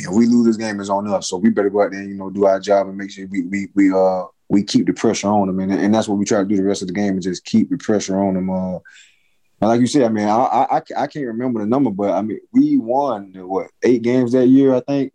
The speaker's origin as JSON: {"language": "English", "region": "Florida", "country": "United States", "also_born_or_lived": "Mississippi", "moved": "yes", "said": "I'm from Florida"}